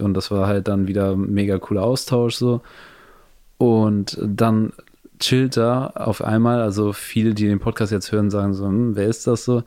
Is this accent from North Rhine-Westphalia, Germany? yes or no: no; Hamburg, Germany; moved away as an adult; now in Los Angeles, United States; wir sind ja aus Hamburg, das ist Norddeutschland